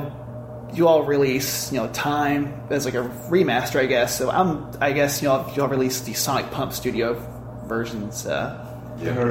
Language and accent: English; Louisville, Kentucky, United States; I'm from Louisville, Kentucky